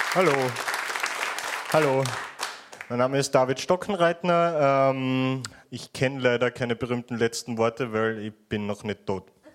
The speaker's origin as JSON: {"language": "German", "region": "Vienna", "country": "Austria", "accent": "Viennese", "said": "ich komme aus Wien, äh, der Stadt des morbiden Humors"}